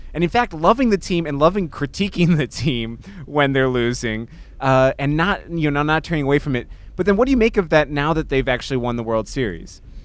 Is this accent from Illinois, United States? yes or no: yes; Chicago, Illinois, United States; growing up in Chicago during the, um, Michael Jordan era